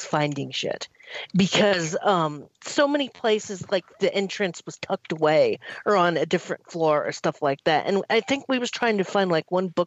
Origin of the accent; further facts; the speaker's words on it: United States; me being the American